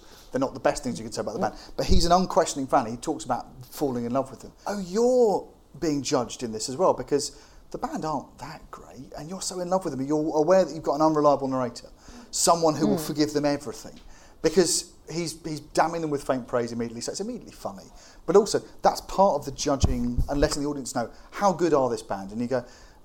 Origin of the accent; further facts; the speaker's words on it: United Kingdom; as a British person